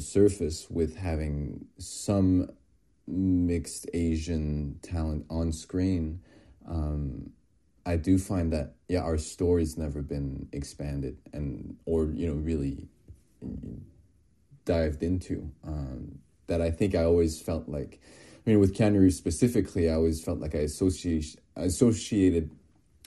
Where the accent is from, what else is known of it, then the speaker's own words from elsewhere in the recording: France; I was born and raised in France, you know, in a smaller town in the Alps.